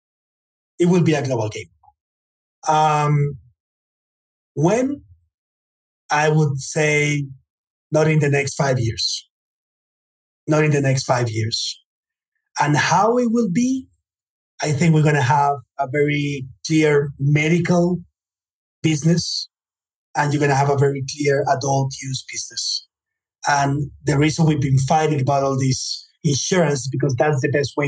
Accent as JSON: {"language": "English", "country": "United States", "tie": "born or raised there", "said": "I was born in the United States"}